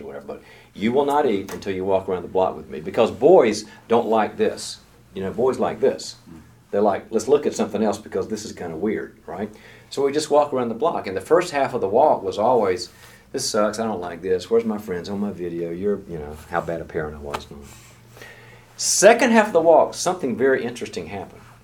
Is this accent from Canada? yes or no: no; the South, United States; I'm from the South